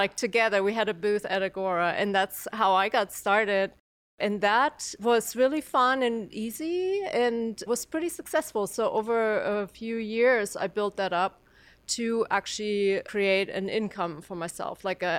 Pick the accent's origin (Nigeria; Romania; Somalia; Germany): Germany; moved away as an adult; now in Athens, United States; Okay, so I came to Athens from Germany as an exchange student in the late 90s, so I'm going a little further back. And I was in school here for a year, fell in love with Athens and particularly the Athens music scene.